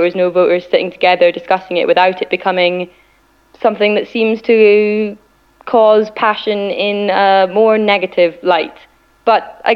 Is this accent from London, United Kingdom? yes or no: no; Scotland, United Kingdom; I certainly identify myself as Scottish and British